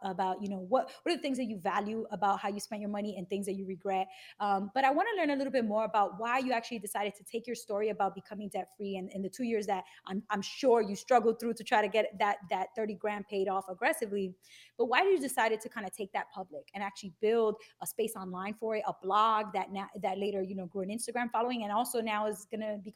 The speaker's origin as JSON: {"language": "English", "town": "New York City", "region": "New York", "country": "United States", "moved": "as an adult", "lives_now": "New Jersey, United States", "said": "I'm from Bushwick, and now I'm in Jersey"}